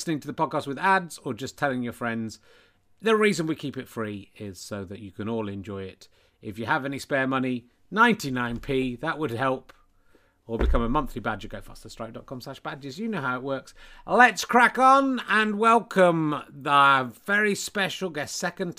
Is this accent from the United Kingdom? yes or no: yes; England, United Kingdom; being from the UK and being English in particular